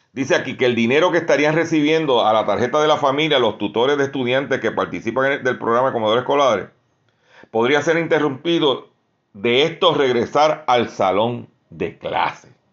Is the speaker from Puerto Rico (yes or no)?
yes; Lares, Puerto Rico; mi pueblo de Lares